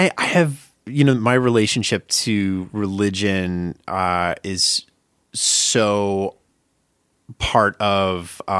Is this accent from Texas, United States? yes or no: no; Maine, United States; born or raised there